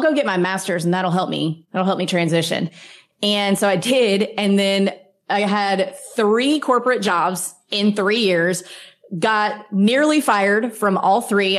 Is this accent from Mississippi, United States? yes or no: yes; Mississippi, United States; now in Florida, United States; I grew up in Mississippi